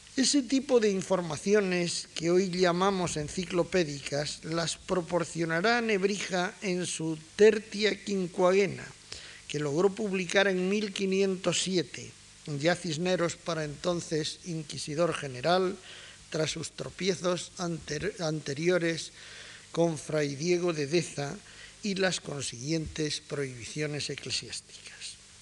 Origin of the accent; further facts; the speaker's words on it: Granada, Andalusia, Spain; soy granadino como Casares